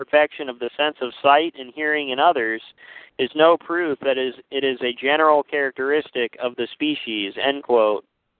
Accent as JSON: {"language": "English", "country": "United States", "tie": "born or raised there", "said": "I was raised in the United States, which is arguably the most pluralistic and disestablished nation ever to exist."}